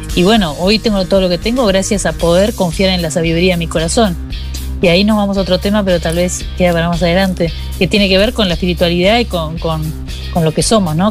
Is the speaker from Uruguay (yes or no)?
yes; Montevideo, Uruguay; de donde yo vengo, de Montevideo